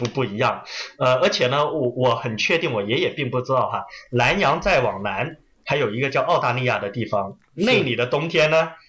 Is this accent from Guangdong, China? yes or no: yes; Guangzhou, Guangdong, China; moved away as an adult; also born or lived in Kaiping; now in Australia; 我呢是出生在广州，但是呢，我的那个老家是一个著名的侨乡，就叫开平。